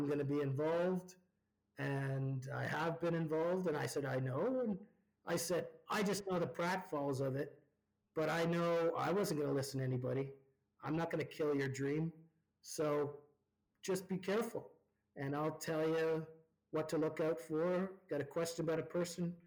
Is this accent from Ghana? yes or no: no; Ontario, Canada; now in Alberta, Canada; When I grew up in Ontario